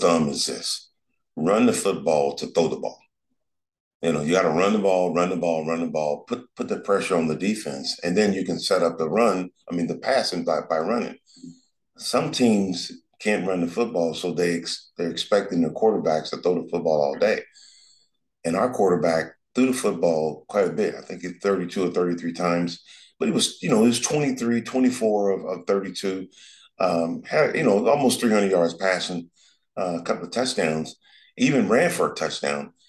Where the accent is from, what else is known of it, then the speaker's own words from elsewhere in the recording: Los Angeles, California, United States; Joe and I growing up in South Central, we you know we are around gang members